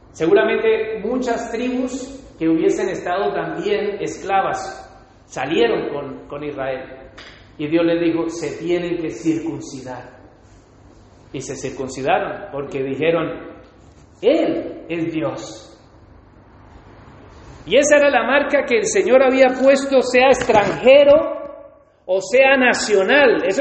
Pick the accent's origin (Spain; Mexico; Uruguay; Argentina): Spain; cuando somos españoles, sacamos la foto, ponemos la bandera de España, todo orgulloso.